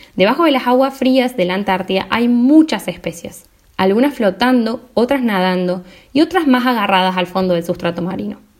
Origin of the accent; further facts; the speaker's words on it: Córdoba, Argentina; me convertía en la Hermione cordobesa